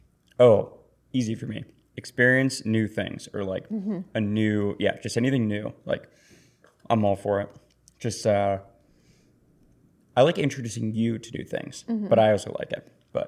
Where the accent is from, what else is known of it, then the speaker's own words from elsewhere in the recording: Pittsburgh, Pennsylvania, United States; from Pittsburgh. So it's like, in season right now